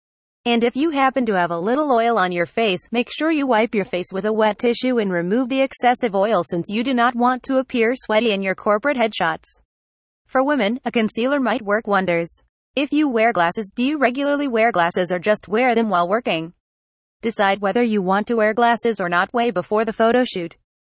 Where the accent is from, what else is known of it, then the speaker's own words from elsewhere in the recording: Singapore; from Singapore.